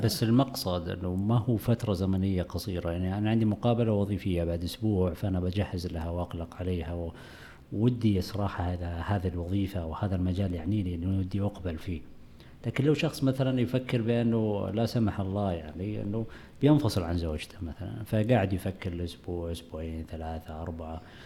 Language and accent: Arabic; Saudi Arabia; عندنا في السعودية